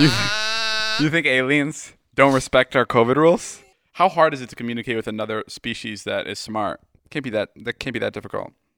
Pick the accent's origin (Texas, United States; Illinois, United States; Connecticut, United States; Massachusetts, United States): Illinois, United States; Chicago; moved away; I'm from Chicago